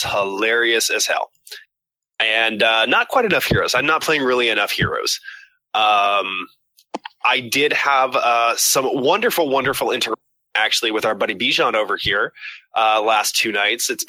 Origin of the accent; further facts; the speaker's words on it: Scotland, United Kingdom; I'm Scottish.